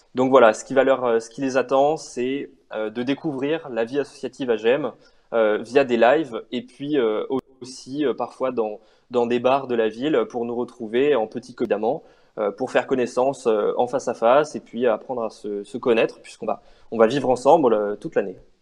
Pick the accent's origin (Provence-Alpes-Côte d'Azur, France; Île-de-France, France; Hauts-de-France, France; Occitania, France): Occitania, France; Montpellier; moved away as an adult; now in Grenoble, France; je suis originaire de Montpellier.